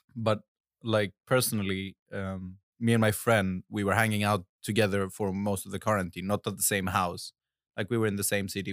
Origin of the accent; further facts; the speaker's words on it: Ioannina, Epirus, Greece; moved away; I was in Greece, in my hometown called Ioannina